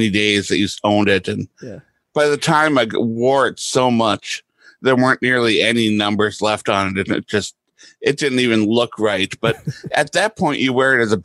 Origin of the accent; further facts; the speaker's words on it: Duluth, Minnesota, United States; I grew up in Duluth, Minnesota